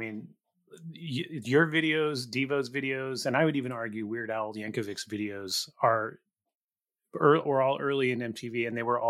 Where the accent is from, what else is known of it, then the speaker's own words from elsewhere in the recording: Gilroy, California, United States; I grew up in Gilroy, so San Jose.